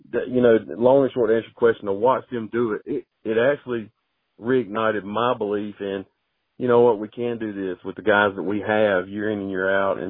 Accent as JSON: {"language": "English", "town": "Macon", "region": "Georgia", "country": "United States", "moved": "as an adult", "lives_now": "North Carolina, United States", "said": "I'm originally from Macon, Georgia, and I started my coaching career there"}